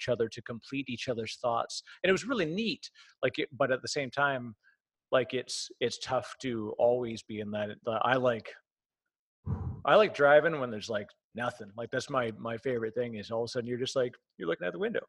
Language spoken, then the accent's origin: English; Canada; I'm Canadian. So I sound strange